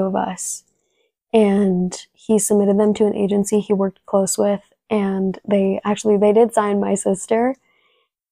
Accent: San Diego, California, United States; first language Spanish; English is a second language; I grew up in San Diego, California

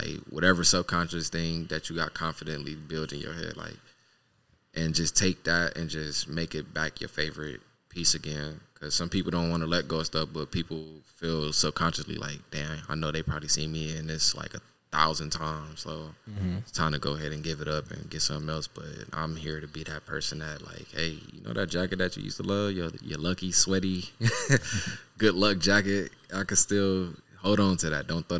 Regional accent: Cleveland, Ohio, United States; born there; now in Los Angeles, United States; I'm originally born from Cleveland, Ohio. East side.

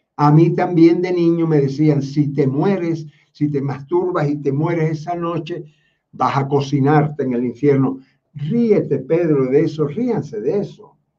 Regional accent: Cuba; Quien les habla no es romano, porque yo nací en Cuba

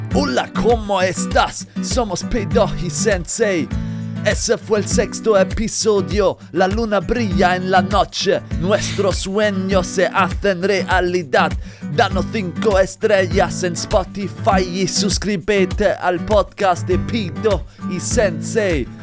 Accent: Germany; bei uns in Deutschland

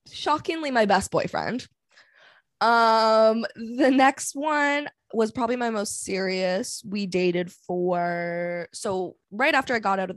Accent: Vancouver, British Columbia, Canada; Yeah, I'm from Vancouver, Canada. I work in sales.

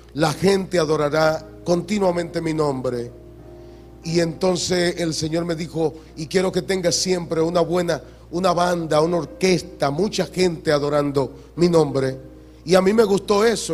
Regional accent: Hato Mayor del Rey, Hato Mayor, Dominican Republic; now in Santo Domingo, Dominican Republic; yo, que vengo de aquí, de Atomayor, que ustedes conocen. Yo nací en Atomayor, ahí nací

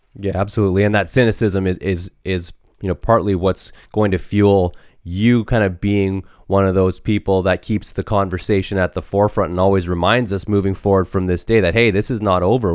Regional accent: Canada; we too have experienced racism growing up in Canada

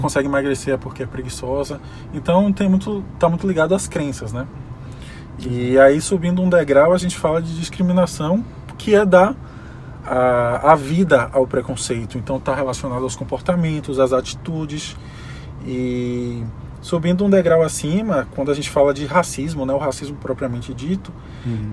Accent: Salvador, Bahia, Brazil; sou daqui de Salvador

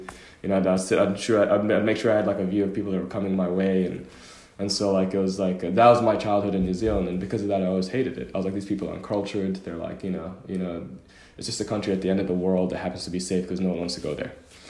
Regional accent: Oman; born there; I was born in Oman, but in the Middle East, as you know, when you're born somewhere, it doesn't mean you have a passport. So I had a Sudanese passport, but I was born in Oman.

